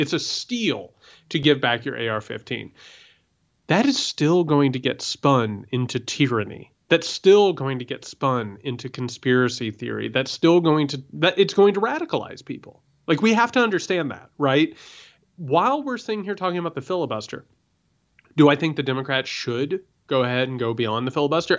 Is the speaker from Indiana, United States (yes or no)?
yes; Indiana, United States; I grew up in Indiana